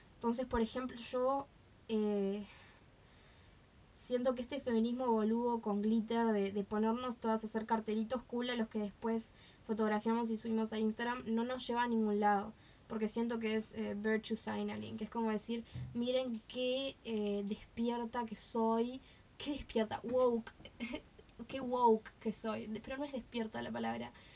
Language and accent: Spanish; Uruguay